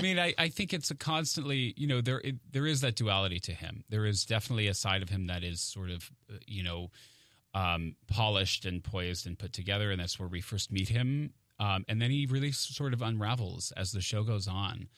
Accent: Maine, United States; moved away as an adult; now in New York, United States; I grew up in Maine

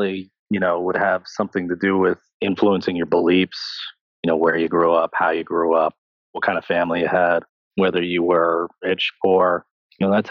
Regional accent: New Jersey, United States; I am in New Jersey, born and raised

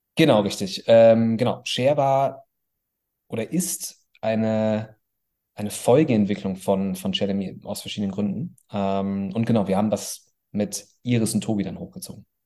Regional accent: Bonn, North Rhine-Westphalia, Germany; also born or lived in Cologne; ich komme aus Bonn

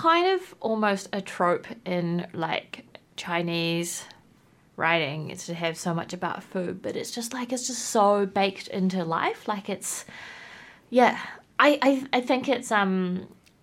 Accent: Whanganui, Manawatū-Whanganui, New Zealand; now in Wellington, New Zealand; I grew up in Whanganui, and then we both moved to Wellington.

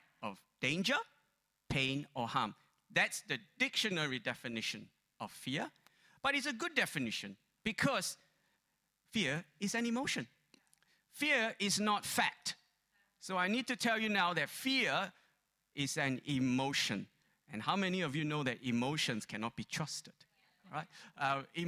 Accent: Malaysia; moved away; growing up in Malaysia

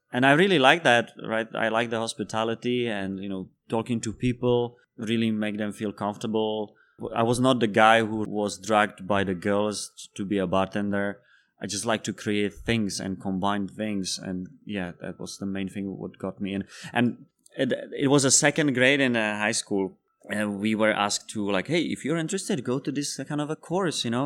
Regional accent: Czechia; first language Czech; English is a second language; moved away as an adult; also born or lived in Spain; I'm from Czech Republic. I have been living there for twenty years

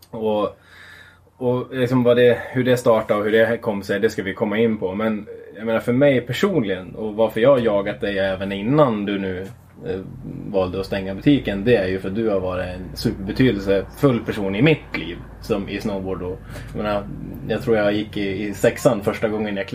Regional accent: Gävle, Gävleborg County, Sweden; Hemma i Gävle en Norrland och en whiskypinne på bordet.

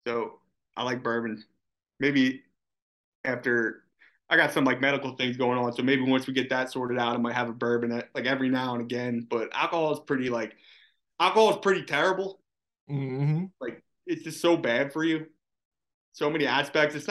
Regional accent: Philadelphia, Pennsylvania, United States; growing up in Philly

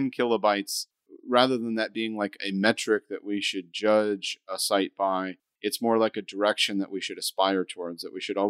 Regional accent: United States; I'm an American over there in London

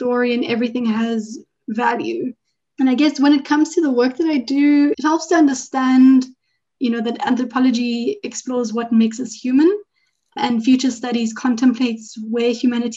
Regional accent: Johannesburg, Gauteng, South Africa; also born or lived in Durban, KwaZulu-Natal; now in Cape Town, South Africa; I was really born in Durban, KwaZulu-Natal, but I didn't grow up there. I grew up in Johannesburg.

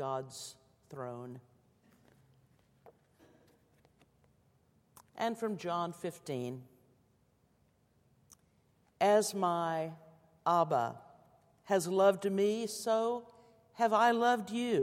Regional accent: Muskogee, Oklahoma, United States; my hometown of Muskogee, Oklahoma

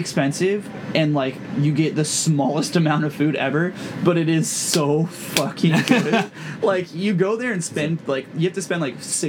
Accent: Southern California, United States; And I literally grew up and like was born and raised in Southern California. I'm half Mexican

